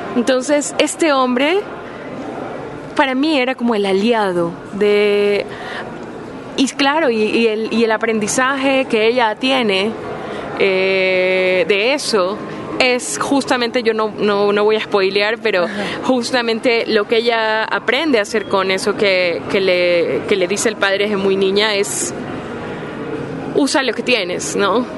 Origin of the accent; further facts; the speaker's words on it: Ecuador; moved away as an adult; now in Spain; soy ecuatoriana